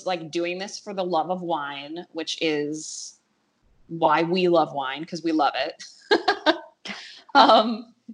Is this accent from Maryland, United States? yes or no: no; Cleveland, Ohio, United States; accent: Cleveland; my Cleveland accent.